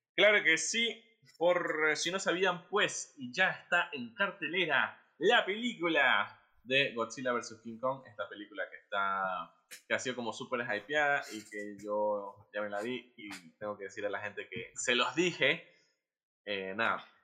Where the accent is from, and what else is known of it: Guayaquil, Guayas, Ecuador